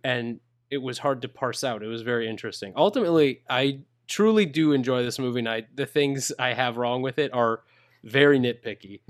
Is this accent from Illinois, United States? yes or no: no; Minnesota, United States; I'm a gringo from Minnesota.